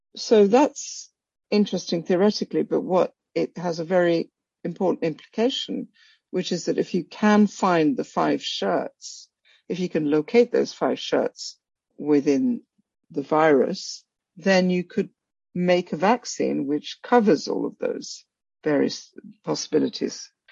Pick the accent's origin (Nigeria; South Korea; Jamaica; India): India; Kolkata, West Bengal; moved away as an adult; also born or lived in Africa / Princeton, United States; now in Oxford, United Kingdom; I was born in Calcutta. I spent some of my early childhood in Africa and but mainly grew up in Calcutta